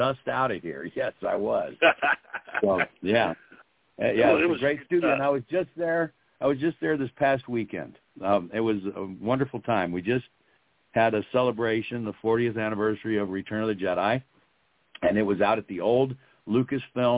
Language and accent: English; St. Louis, Missouri, United States; I'm from St. Louis, Missouri